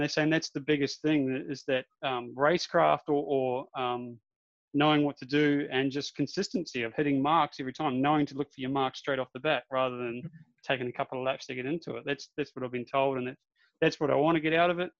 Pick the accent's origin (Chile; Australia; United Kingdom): Australia; Darwin, Northern Territory; I am from Darwin